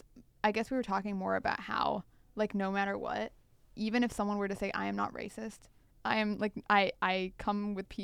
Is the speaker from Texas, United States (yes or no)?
yes; Texas, United States; I'm Indian American, born and raised in Texas, grew up there my entire life.